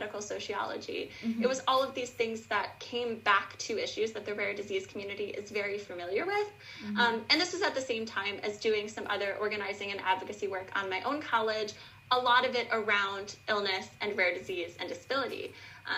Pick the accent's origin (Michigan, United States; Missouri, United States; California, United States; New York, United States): New York, United States; Buffalo; I am from Buffalo, New York, and I went to a very inaccessible high school here